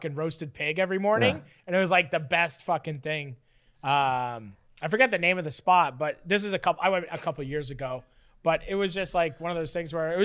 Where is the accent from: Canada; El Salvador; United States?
Canada; as a Canadian